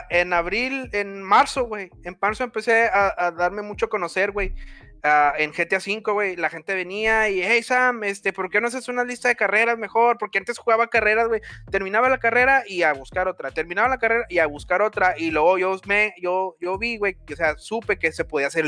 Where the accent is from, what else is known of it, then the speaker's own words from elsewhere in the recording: Mexico; para identificar que soy mexicano, ¿no?